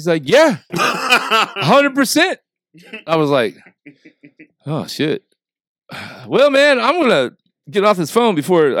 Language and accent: English; Southern Illinois, United States; Yeah, I grew up in Southern Illinois.